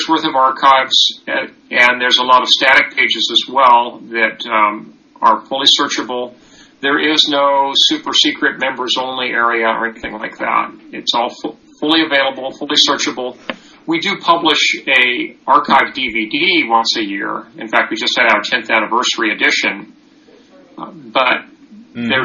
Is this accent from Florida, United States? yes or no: no; Livermore, California, United States; I grew up in Livermore, California